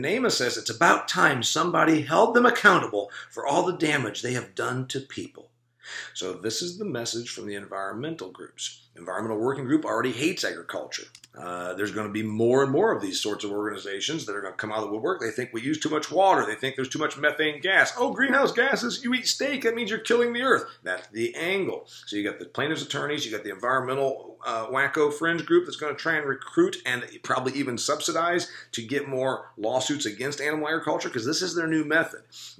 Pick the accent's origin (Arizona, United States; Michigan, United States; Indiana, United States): Indiana, United States; What about Indiana, my home state?